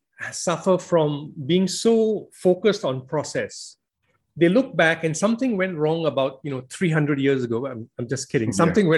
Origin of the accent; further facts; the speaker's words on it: Malaysia; now in United Kingdom; I came from Malaysia where if you don't work, you don't earn, the state doesn't support you.